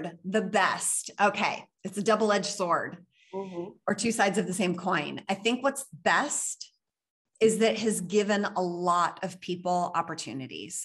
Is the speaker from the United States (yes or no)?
yes; Pennsylvania, United States; moved away as an adult; also born or lived in New York City; now in Los Angeles, United States; I was born and raised in Pennsylvania, but I grew up in New York City.